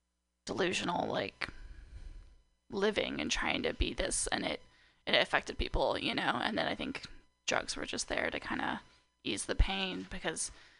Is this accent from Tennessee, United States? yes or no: no; Napa, California, United States; moved away as an adult; now in Portland, United States; I was born and raised in Napa, California